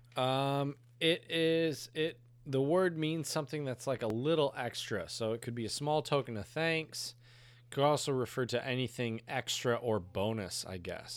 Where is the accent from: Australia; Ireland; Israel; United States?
United States; Northern United States; as a Northerner. I'm a Yankee